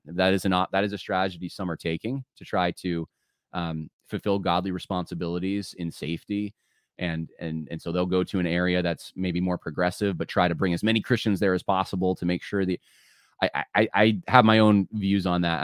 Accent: California, United States; also born or lived in North Carolina; now in New York, United States; I was born in California. A lot of my family still in California, and and like typical Californians, one side uh, from Ohio, one side um, from Mississippi, and, uh, and, and native Californian

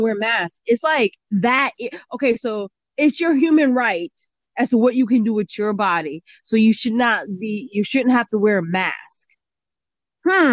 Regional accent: United States; I'm an American

